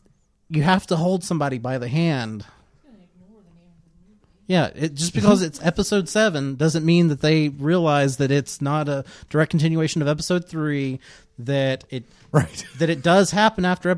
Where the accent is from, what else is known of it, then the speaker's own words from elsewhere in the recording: South Carolina, United States; moved away as an adult; also born or lived in Florida; I was born and raised in South Carolina